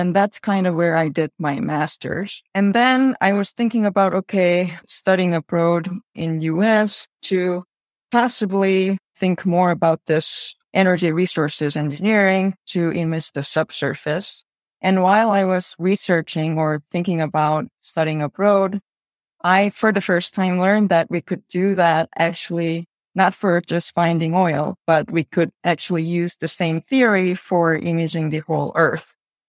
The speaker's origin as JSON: {"language": "English", "country": "South Korea", "tie": "born or raised there", "moved": "yes", "lives_now": "Chicago, United States", "said": "So I'm originally from Korea."}